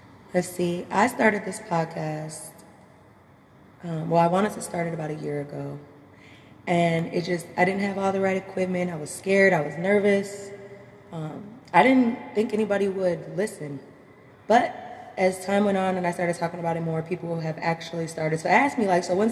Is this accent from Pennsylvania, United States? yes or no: no; Minnesota, United States; I'm from Minnesota